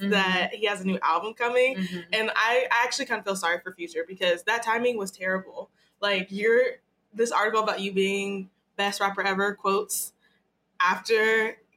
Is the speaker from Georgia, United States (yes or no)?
yes; Marietta, Georgia, United States; I'm from Marietta, Atlanta